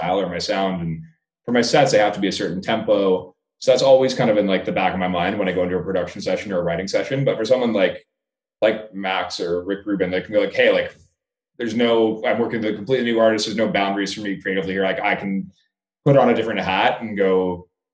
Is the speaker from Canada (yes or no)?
yes; Canada; I haven't played in my home country in like 3.5 years probably